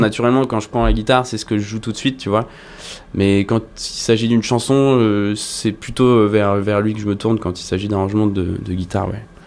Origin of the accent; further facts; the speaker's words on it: La Rochelle, Nouvelle-Aquitaine, France; je, me baladais à La Rochelle, là où j'ai grandi